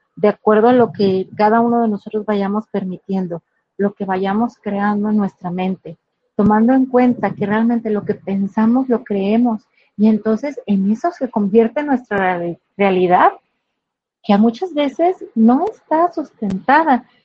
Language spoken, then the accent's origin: Spanish; Guadalajara, Jalisco, Mexico; soy soy una mujer jalisciense, de verdad, amo ser tapatía, aquí de la ciudad de Guadalajara